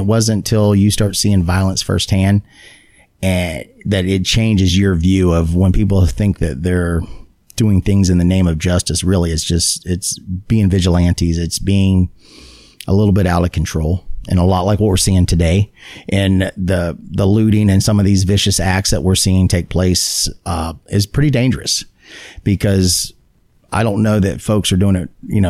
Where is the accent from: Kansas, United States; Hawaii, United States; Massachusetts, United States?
Hawaii, United States; I had a great childhood as far as being growing up in Hawaii.